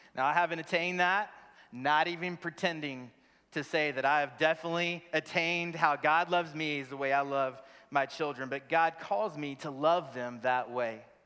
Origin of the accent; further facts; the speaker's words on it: Crowley, Texas, United States; moved away as an adult; also born or lived in Wichita Falls, Texas / Birmingham / Memphis / Vancouver, British Columbia, Canada; born in Wichita Falls, Texas, raised in Crowley, Texas, just south of Fort Worth on three and a half acres